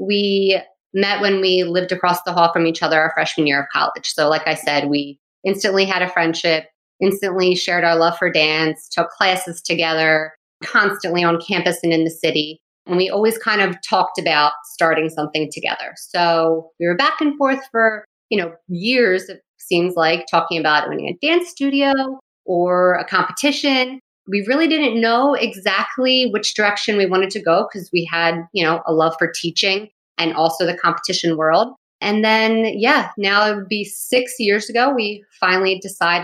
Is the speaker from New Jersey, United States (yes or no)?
yes; New Jersey, United States; born and raised in New Jersey